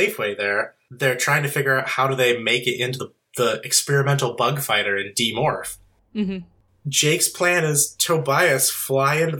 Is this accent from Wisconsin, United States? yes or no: no; rural Illinois, United States; we're from rural Illinois. When we say Illinois, people think Chicago. No, we're from the shitty part